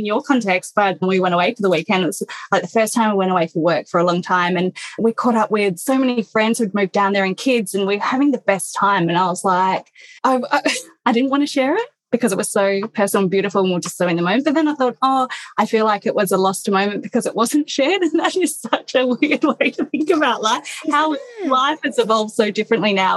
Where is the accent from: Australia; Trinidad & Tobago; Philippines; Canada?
Australia; Perth, Western Australia; also born or lived in London; I was raised in Perth